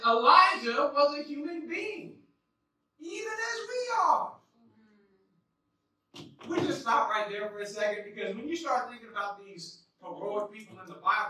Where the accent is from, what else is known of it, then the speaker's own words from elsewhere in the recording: Las Vegas, Nevada, United States; I grew up in Las Vegas